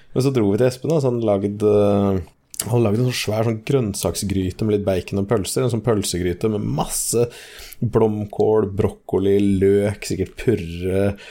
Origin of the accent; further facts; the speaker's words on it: Norway; jeg er norsk